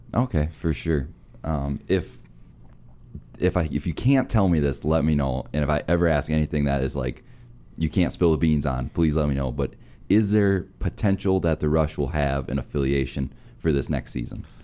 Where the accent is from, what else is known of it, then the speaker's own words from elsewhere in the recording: Minnesota, United States; I'm from Minnesota